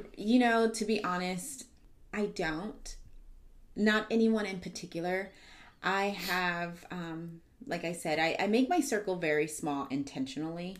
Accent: San Antonio, Texas, United States; I am from San Antonio, Texas. I am from the South Side

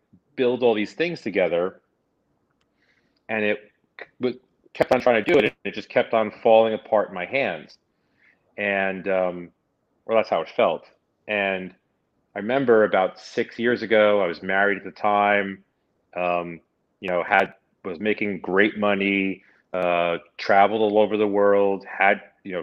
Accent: New York City, New York, United States; moved away as an adult; I'm a New York City native. I grew up in New York.

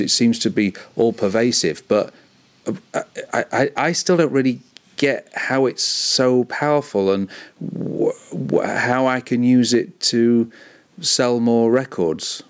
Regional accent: Cleethorpes, Yorkshire and the Humber, United Kingdom; my hometown of Cleethorpes

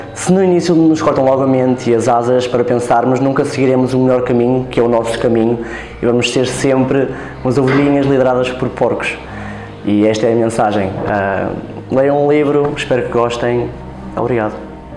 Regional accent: Vizela, Braga, Portugal; tenho 22 anos e sou de Vizela

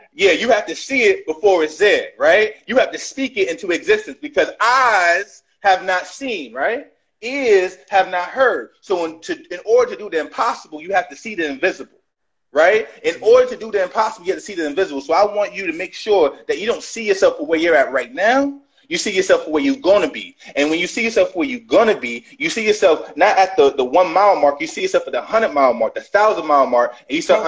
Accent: New York City, New York, United States; I was born in 1985 in Brooklyn, New York

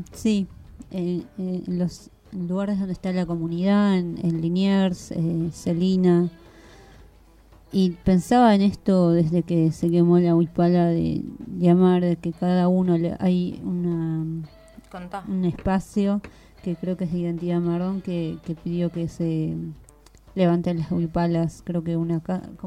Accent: Bolivia; now in Argentina; como pueblo boliviano, como hermana quechua aymara

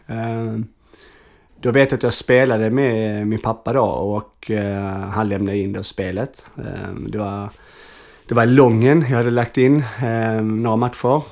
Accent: Arlöv, Skåne, Sweden; also born or lived in Malmö; jag kommer egentligen från Arlöv

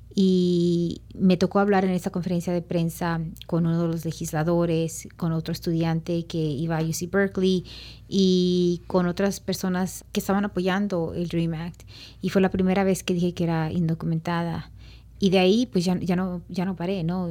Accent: Oaxaca, Mexico; moved away; also born or lived in Los Angeles, United States; aquí en Oaxaca

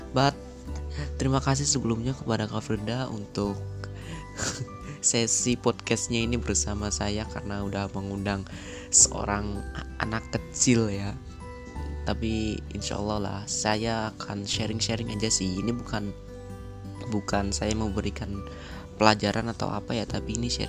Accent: Cirebon, West Java, Indonesia; jadi asal daerah saya dari Cirebon Jawa Barat

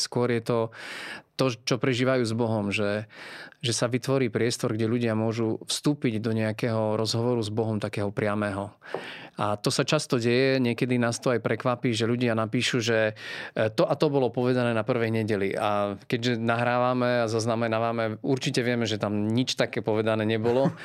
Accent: Podolínec, Prešov Region, Slovakia; ja som vyrástol vlastne v Podolinci. Eh, je to malé mestečko

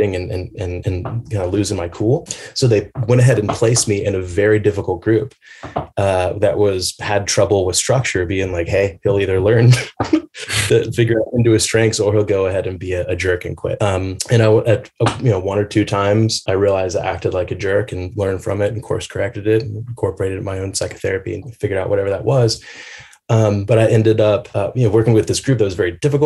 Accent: Atlanta, Georgia, United States; moved away as an adult; also born or lived in Portland; growing up in Atlanta, We lived in this neighborhood, Little Five Points

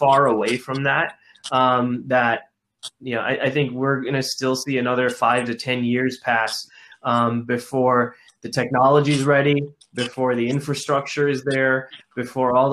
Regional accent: Detroit, Michigan, United States; I'm a Detroit kid. I grew up in the Detroit suburbs

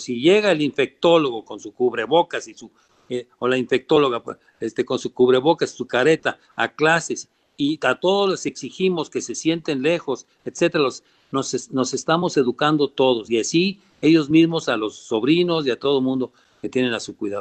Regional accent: Mexico; moved away; yo amo a este país como, como, como buen mexicano

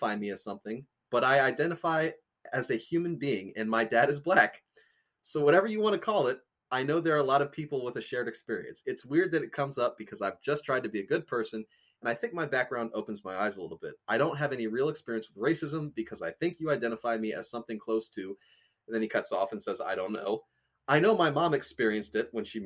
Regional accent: United States; an American with a black dad

